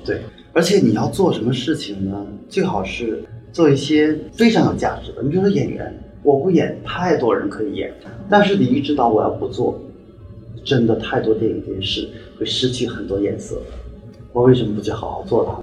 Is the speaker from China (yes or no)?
yes; China; 我们中国人